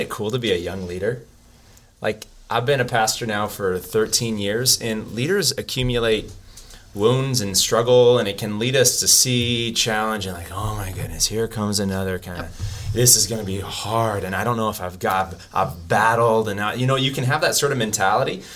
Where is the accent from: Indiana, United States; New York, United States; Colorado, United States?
Colorado, United States; now in Arizona, United States; I'm from Colorado